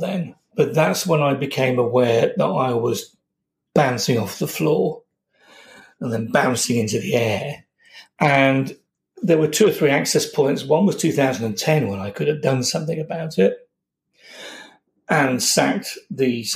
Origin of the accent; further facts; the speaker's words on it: Yorkshire and the Humber, United Kingdom; moved away as an adult; now in London, United Kingdom; I'm from Yorkshire. I've lived in London for all my practicing life